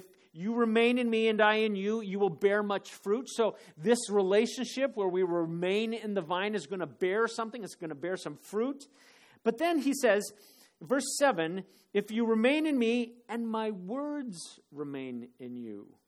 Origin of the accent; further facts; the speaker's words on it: Phoenix, Arizona, United States; moved away; when I was growing up in Phoenix